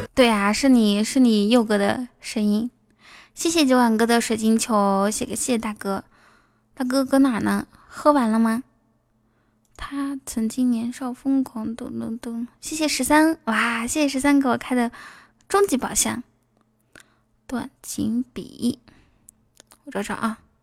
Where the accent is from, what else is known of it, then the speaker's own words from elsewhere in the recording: Inner Mongolia, China; moved away; 我是内蒙古的孩子，我可以套马